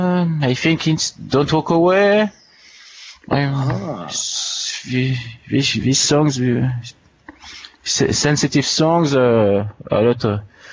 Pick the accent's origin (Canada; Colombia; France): France; Annecy, Auvergne-Rhône-Alpes; English is a second language; I was born in Annecy, in France, in the French Alps in 1979. And I grew up in the same area